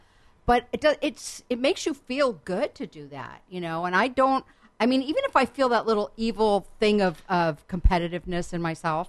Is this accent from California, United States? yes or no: yes; Los Angeles, California, United States; also born or lived in Studio City; I have moved 5 miles. I grew up in Van Nuys. I live in Studio City.